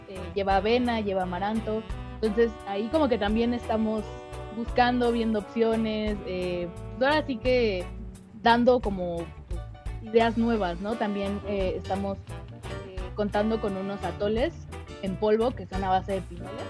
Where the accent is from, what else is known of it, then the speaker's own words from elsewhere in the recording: Mexico; como mexicanos